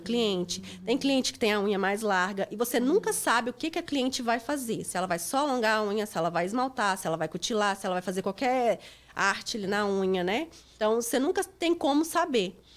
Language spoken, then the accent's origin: Portuguese; Itapecerica, Minas Gerais, Brazil; moved away as an adult; also born or lived in Divinópolis, Brazil; now in Lowell, United States; Eu sou de Minas, é, eu sou de Tapecerica, Minas Gerais.